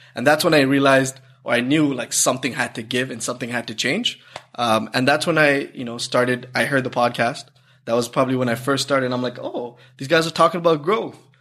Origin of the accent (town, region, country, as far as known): Toronto, Ontario, Canada; born or raised there; also born or lived in Sri Lanka